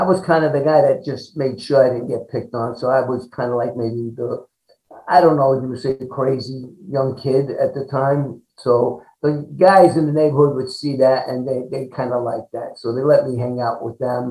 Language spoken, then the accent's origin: English; New York City, New York, United States; growing up in Brooklyn, New York